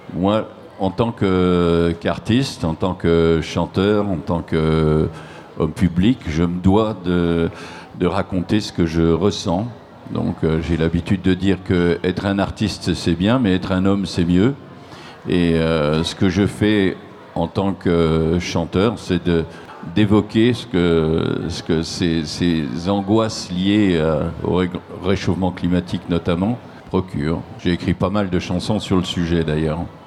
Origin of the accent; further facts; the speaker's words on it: Nancy, Grand Est, France; je suis originaire, moi, de Nancy